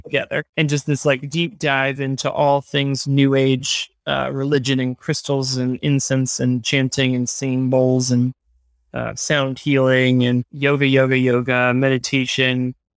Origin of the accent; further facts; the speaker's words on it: Hendersonville, North Carolina, United States; I grew up in Hendersonville, North Carolina